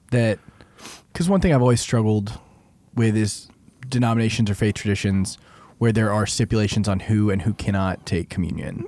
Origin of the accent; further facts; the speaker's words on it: Arlington, Texas, United States; I grew up some in Arlington.